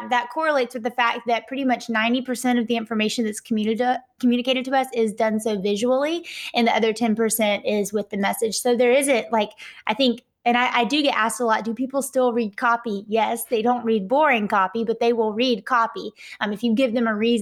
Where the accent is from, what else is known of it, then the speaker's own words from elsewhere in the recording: Atlanta, Georgia, United States; accent: Southern (implied Georgia); Based off my accent, I am here in Atlanta, Georgia